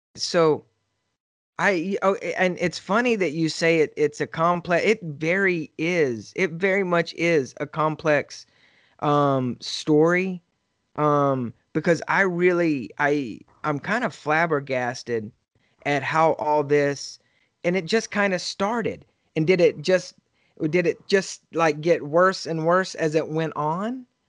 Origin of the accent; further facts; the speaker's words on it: Texas, United States; I grew up in Texas and right now I'm in San Antonio